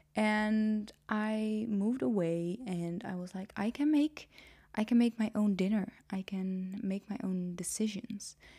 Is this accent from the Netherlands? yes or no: yes; Netherlands; English is a second language; also born or lived in Nijmegen; I am Dutch. was born and raised in the Netherlands